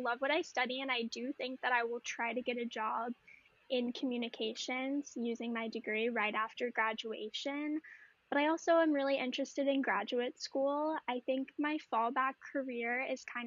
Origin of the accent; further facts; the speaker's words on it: New Orleans, Louisiana, United States; now in Northern California, United States; I am originally from New Orleans, Louisiana, but now I live in Northern California